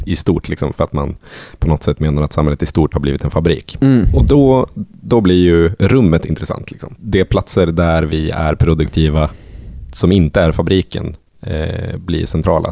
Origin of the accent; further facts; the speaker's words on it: Sweden; där jag är ifrån, så utanför vinden